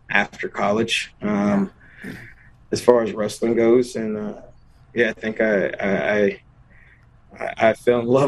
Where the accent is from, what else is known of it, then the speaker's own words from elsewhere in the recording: an hour from NC State, North Carolina, United States; moved away as an adult; also born or lived in Wisconsin; I'm an hour away from my hometown right now.